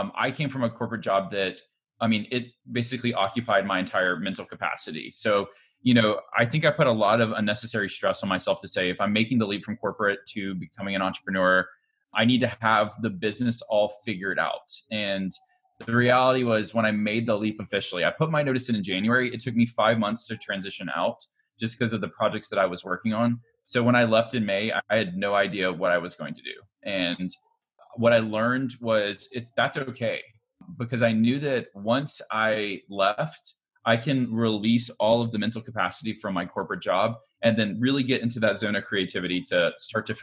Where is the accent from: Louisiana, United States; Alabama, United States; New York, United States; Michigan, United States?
Alabama, United States; Montgomery; I was born and raised in Montgomery, Alabama